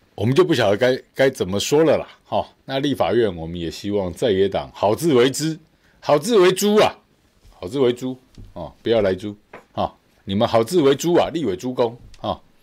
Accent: Taiwan; 我们台湾人

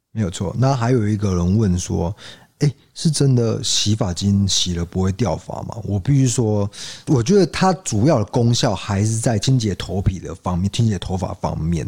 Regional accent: southern Taiwan, Taiwan; 我 是南部人

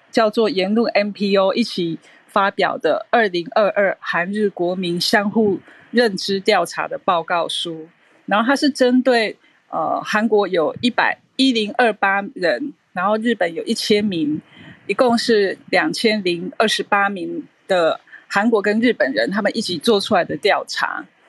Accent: Taiwan; 我一个台湾人的感觉

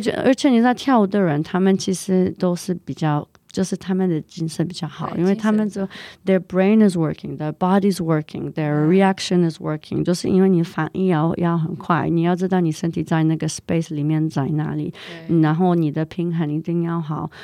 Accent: Canada; Chinese is a second language; also born or lived in Poland; now in Taiwan; 我可以说我在加拿大长大

